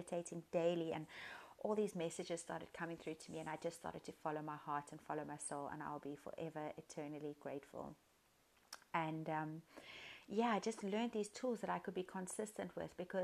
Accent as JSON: {"language": "English", "town": "Cape Town", "region": "Western Cape", "country": "South Africa", "said": "I am from Cape Town, South Africa."}